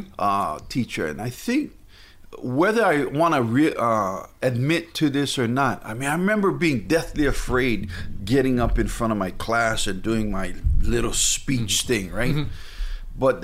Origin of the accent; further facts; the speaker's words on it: Hauula, Hawaii, United States; I grew up in Haula, north side of the island of Oahu